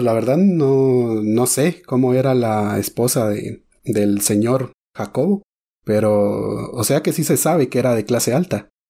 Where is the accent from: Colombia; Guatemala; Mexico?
Guatemala; de aquí, de Guate